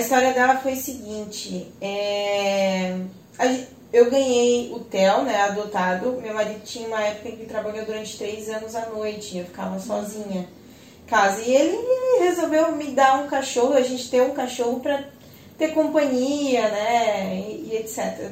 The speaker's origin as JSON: {"language": "Portuguese", "town": "Joinville", "region": "Santa Catarina", "country": "Brazil", "tie": "born or raised there", "said": "eu sou daqui de Joinville, né, nunca saí daqui para morar em outro lugar"}